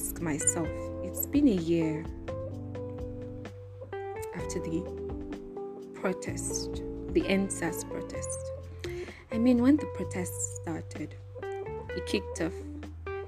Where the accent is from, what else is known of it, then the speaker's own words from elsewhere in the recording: Nigeria; I'm Nigerian